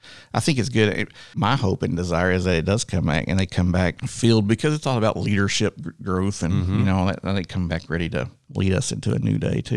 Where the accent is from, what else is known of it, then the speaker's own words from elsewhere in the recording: North Texas, United States; I grew up in North Texas, away from Dallas, but we would go into Dallas